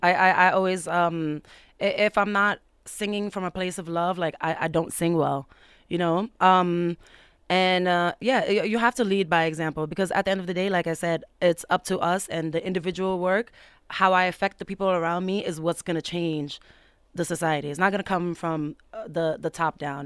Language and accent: English; United States; also born or lived in Mauritania / Senegal; I moved to America when I was seven years old